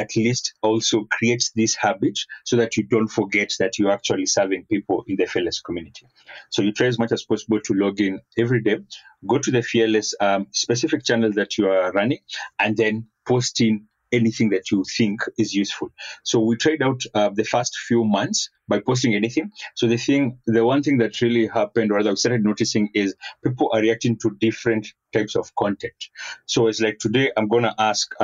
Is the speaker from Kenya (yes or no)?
yes; Kenya; I'm Kenyan.